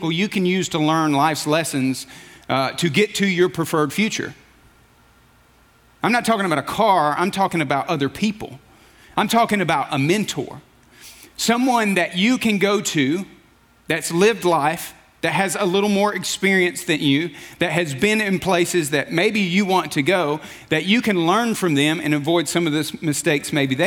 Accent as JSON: {"language": "English", "region": "Alabama", "country": "United States", "tie": "born or raised there", "moved": "yes", "said": "I grew up in Alabama"}